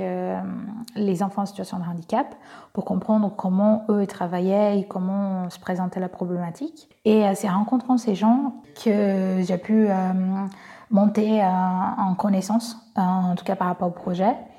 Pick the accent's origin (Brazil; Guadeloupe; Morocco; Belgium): Brazil; accent: Brazilian; French is a second language; now in France; je suis brésilienne, j'ai un petit accent